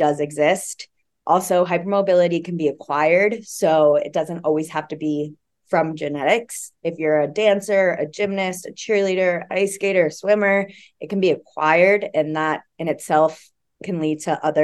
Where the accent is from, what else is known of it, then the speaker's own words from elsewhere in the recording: Florida, United States; also born or lived in Oregon; now in Colorado Springs, United States; I'm originally from Florida